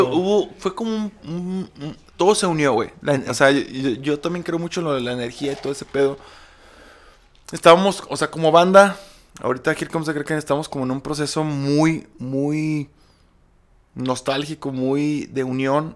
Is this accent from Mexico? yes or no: yes; Aguascalientes, Mexico; es mi tierra